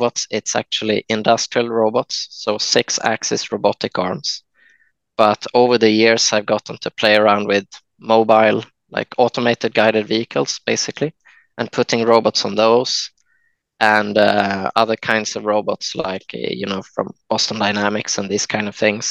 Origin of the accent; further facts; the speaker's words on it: Jönköping, Jönköping County, Sweden; I was born in Jönköping in Sweden, and quite a small place outside of this place